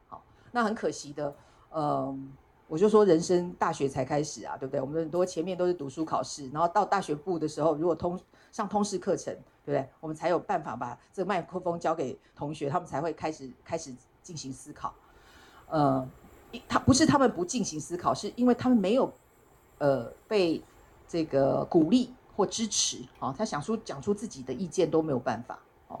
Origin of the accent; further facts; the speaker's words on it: Taiwan; 大家只要知道我是台湾人